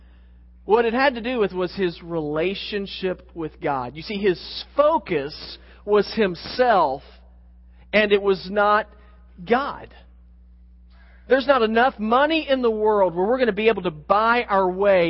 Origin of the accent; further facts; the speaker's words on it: Oklahoma City, Oklahoma, United States; I grew up in Oklahoma City, just a few hours north of there